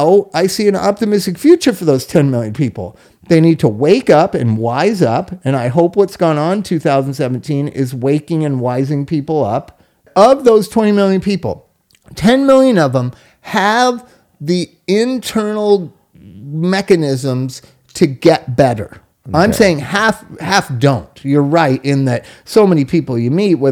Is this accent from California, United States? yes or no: yes; Inglewood, California, United States; I grew up in Inglewood, was a white suburb of Los Angeles